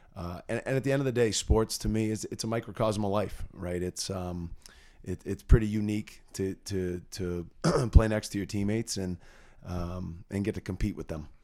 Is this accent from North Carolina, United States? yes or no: no; North Andover, Massachusetts, United States; also born or lived in Keene, New Hampshire; I grew up in North Andover, uh, went to Atkinson School, North Andover Middle School